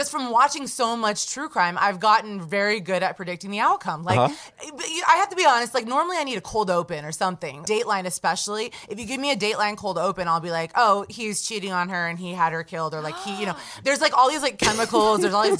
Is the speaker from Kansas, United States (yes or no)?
yes; Kansas City suburbs, United States; moved away; I grew up in Kansas City, and my mom still lives there. My sister still lives there. So yeah, I just grew up there my whole life, so I know a lot about it.